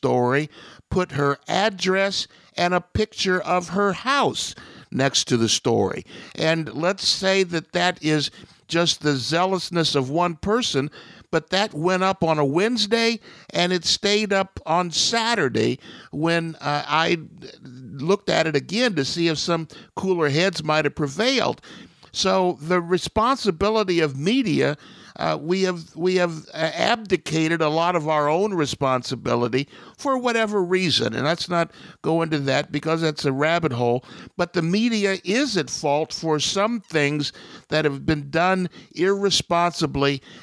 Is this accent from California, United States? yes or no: no; Ohio, United States; my hometown in Ohio